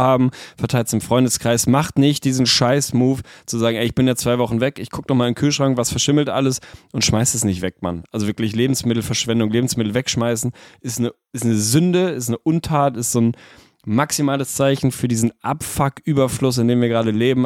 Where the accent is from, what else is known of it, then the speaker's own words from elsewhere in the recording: Lüneburg, Lower Saxony, Germany; bei uns in Lüneburg